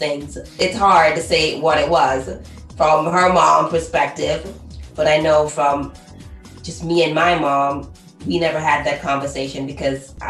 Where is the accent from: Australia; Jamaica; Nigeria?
Jamaica; growing up in Jamaica where we're heavily church-minded